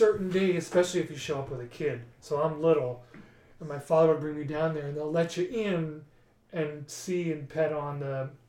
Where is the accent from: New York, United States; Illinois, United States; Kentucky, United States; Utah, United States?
New York, United States; New York City; I grew up near the Verrazano Narrows bridge.